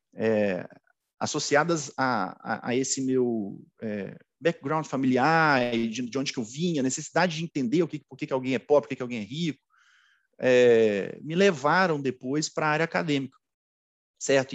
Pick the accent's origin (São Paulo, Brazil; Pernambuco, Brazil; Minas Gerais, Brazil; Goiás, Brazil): Minas Gerais, Brazil; Belo Horizonte; eu sou suburbano, né, sou de Belo Horizonte, sou suburbano, cresci, é, estudei a minha vida inteira na escola pública